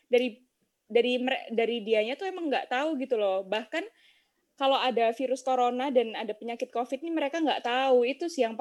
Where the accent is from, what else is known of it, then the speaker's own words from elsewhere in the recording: Gresik, East Java, Indonesia; terus kemarin di daerah aku di Gresik tuh udah sempet tuh turun yang semula merah jadi zona kuning